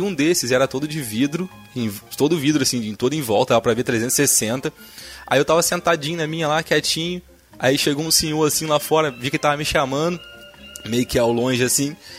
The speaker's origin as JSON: {"language": "Portuguese", "region": "Rio de Janeiro", "country": "Brazil", "also_born_or_lived": "Paracambi", "said": "sou do Rio, né, cara? Malandragem carioca"}